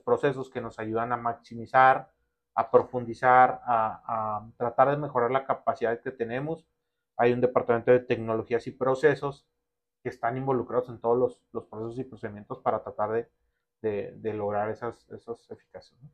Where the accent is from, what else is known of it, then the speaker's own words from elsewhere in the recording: Ciudad Juárez, Chihuahua, Mexico; Soy originario aquí de Ciudad Juárez